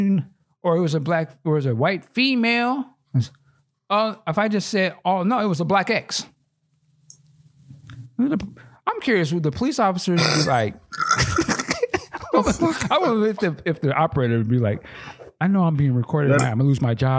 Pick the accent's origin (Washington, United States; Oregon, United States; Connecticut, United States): Washington, United States; This is my home state.